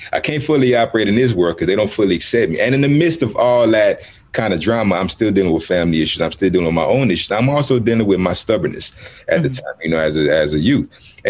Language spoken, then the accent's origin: English; Houston, Texas, United States; also born or lived in Cameroon; I grew up, I was born in Cameroon. I grew up on the south side of Houston, Texas, and I've been a nomad my whole life.